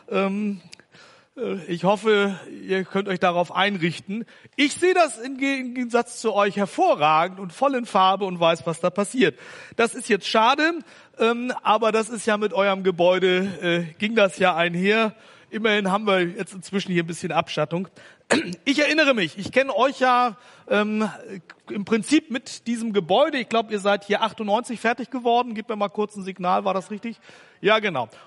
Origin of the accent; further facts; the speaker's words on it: Hamburg, Germany; Ich komme aus Hamburg und da gibt's ja den Hamburger Fischmarkt